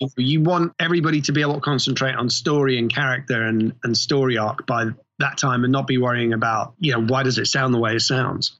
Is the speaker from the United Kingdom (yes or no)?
yes; England, United Kingdom; moved away; I grew up in England